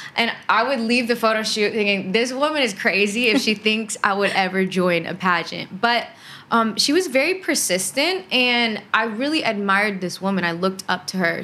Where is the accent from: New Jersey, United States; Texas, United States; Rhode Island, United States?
Texas, United States; Houston; I grew up in Houston, Texas. That is one of the major cities in Texas, born and raised there, kind of outside of Houston